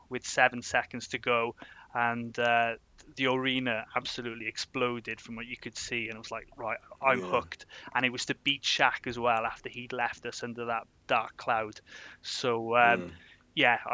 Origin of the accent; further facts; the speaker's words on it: Wales, United Kingdom; I'm Welsh